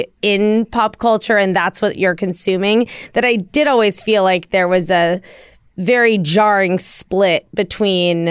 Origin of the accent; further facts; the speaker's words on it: Washington, District of Columbia, United States; I grew up in Washington, D.C.